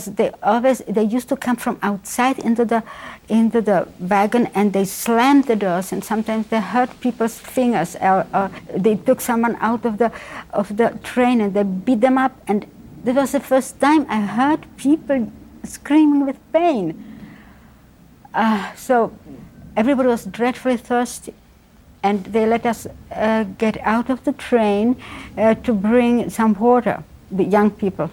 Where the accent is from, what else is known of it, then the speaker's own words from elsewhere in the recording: Prague, Czechia; now in Boston, United States; I was born in Prague